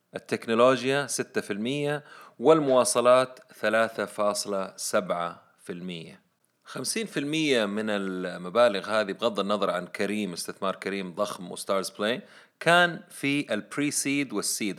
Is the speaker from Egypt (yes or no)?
no; Saudi Arabia; إحنا عندنا في السعودية